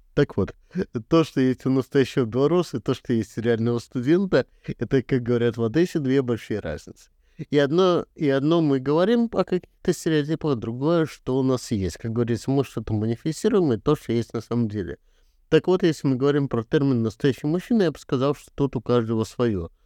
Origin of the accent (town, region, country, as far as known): Belarus